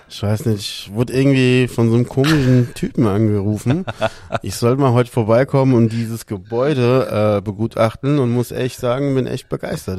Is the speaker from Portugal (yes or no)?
yes; Lisbon, Portugal; moved away; ich als Portugiese liebe den Fado an sich